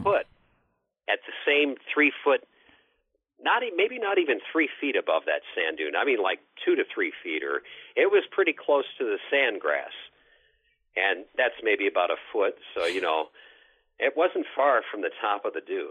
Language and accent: English; Northwest Indiana, United States; moved away; also born or lived in Berwyn, Illinois; I'm from Northwest Indiana originally